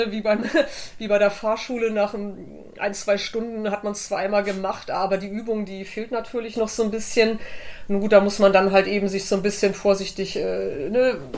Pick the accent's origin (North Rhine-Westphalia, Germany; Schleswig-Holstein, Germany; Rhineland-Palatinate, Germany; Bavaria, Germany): Schleswig-Holstein, Germany; Flensburg; Äh, ich bin in Flensburg geboren und war damals schon als Kind auf der Ostsee unterwegs äh, und so weiter mit meinen Eltern.